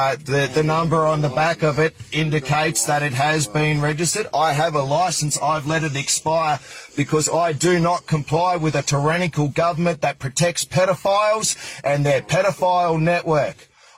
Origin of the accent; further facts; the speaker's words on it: Australia; I am an Australian man standing.